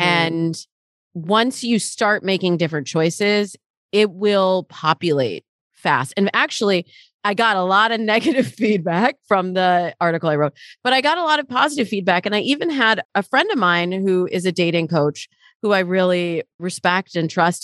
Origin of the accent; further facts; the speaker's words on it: Michigan, United States; now in Los Angeles, United States; I grew up in Michigan, and the way that my world feels in Michigan versus the way my world feels in Los Angeles where I live now very different